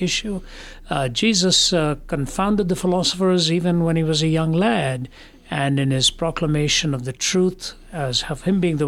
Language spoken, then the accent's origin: English; Delhi, India; moved away; also born or lived in Kerala / Chennai; I was raised in Delhi, which is in the north